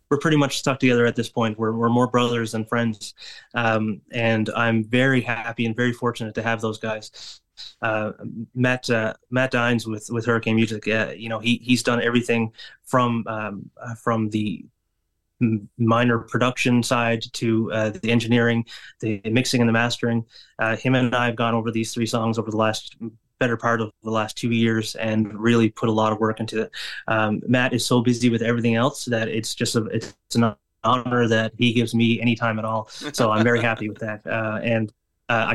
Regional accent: Flat Bay, Newfoundland and Labrador, Canada; now in St. John's, Canada; my hometown, Flat Bay, it might be a bit small for a show

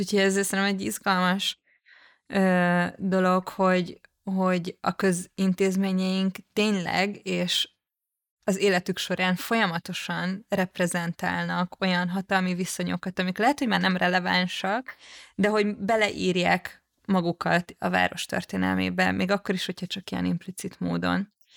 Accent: Budapest, Hungary; a nyugati pályaudvar, ez nem csak azért kedves számomra, vagy érdekes, mert a közelében nőttem fel

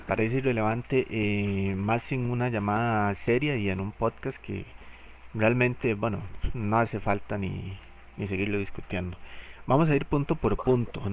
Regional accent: Costa Rica; soy de Costa Rica

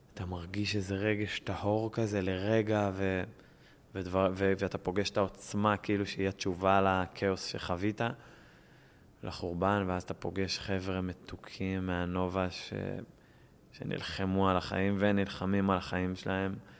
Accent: Israel; אני ישראלי

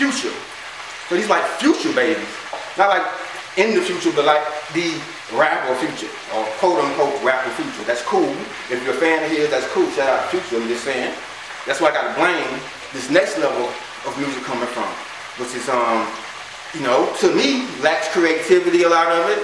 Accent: the South, United States; I'm from the South

